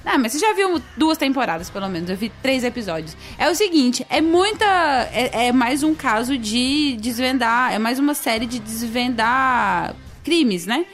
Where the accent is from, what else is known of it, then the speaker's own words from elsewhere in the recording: Goiânia, Goiás, Brazil; perto do meu colégio, tinha a Lê Devolve aqui em Goiânia